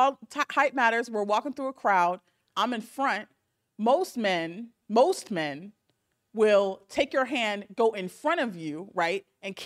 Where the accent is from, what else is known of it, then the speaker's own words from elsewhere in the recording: Orange County, California, United States; Born and raised in Orange County, where they make all the black people.